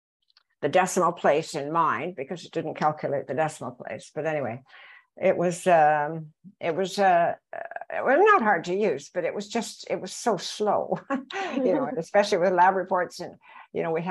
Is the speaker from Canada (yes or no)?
yes; Belleville, Ontario, Canada; I grew up in Belleville, Ontario, where we had excellent public schools